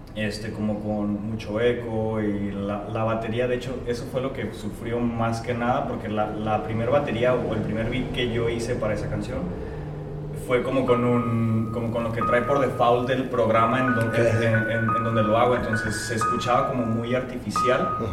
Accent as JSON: {"language": "Spanish", "town": "Tijuana", "region": "Baja California", "country": "Mexico", "tie": "born or raised there", "said": "Lomas Virreyes, que es florido, entonces yo toda mi vida crecí allá"}